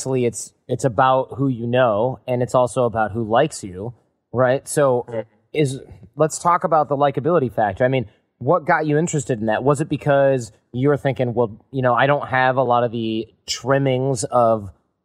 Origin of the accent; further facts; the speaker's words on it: Detroit, Michigan, United States; I grew up in Detroit